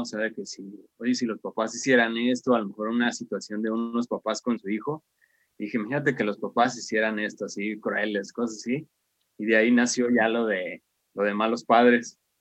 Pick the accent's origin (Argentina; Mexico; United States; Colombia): Mexico; soy de México